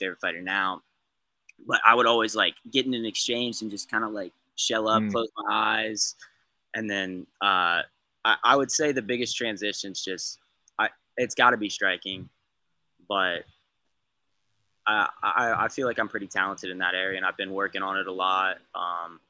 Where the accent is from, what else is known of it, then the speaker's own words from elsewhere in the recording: Ohio, United States; I'm from Ohio